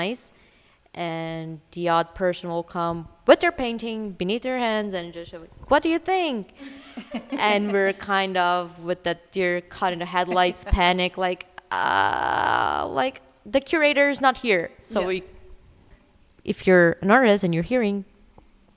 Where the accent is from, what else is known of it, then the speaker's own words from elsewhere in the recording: Brazil; moved away as an adult; also born or lived in New York / Los Angeles; now in Vancouver, Canada; I'm originally from Brazil